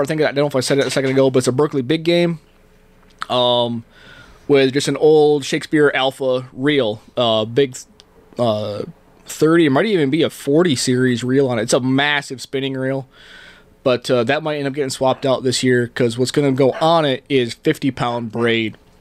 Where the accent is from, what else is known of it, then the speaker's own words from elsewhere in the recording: Canada; also born or lived in New York State, United States; now in Arizona, United States; I grew up in Canada. Um, you talk to anybody that met me when I first moved here, I said a a lot.